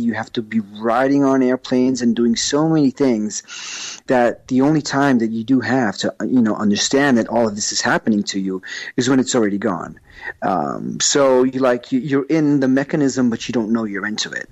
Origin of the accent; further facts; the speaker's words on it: New York, United States; accent: New York; moved away; I've lived there for a long time, and that explains my accent from New York